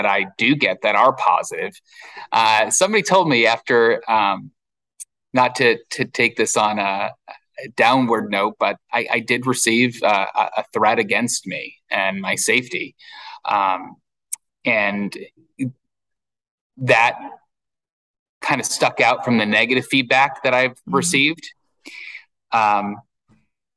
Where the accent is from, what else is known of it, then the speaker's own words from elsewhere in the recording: the Hamptons, New York, United States; moved away; out in the Hamptons, where I'm from